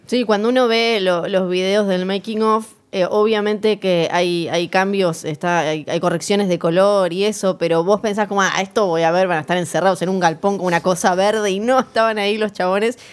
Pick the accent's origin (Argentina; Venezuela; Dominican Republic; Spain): Argentina; Ushuaia, Tierra del Fuego; moved away; soy de Tierra del Fuego, soy de Ushuaia, así que crecí con la frase fin del mundo con otro significado